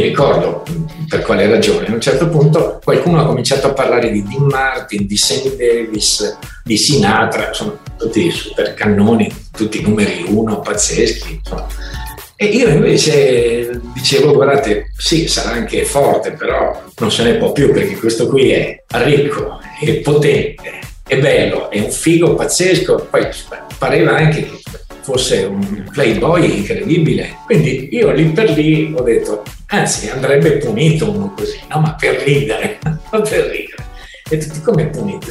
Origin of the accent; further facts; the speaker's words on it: Milan, Lombardy, Italy; sono di Milano